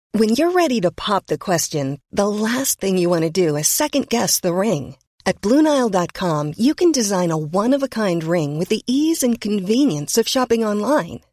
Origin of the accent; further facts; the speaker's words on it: Sweden; in Sweden